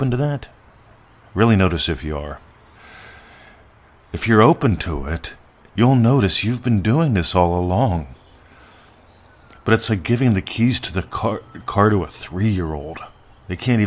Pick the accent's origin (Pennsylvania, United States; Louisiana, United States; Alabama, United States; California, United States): Pennsylvania, United States; Pittsburgh; moved away; I grew up in Pittsburgh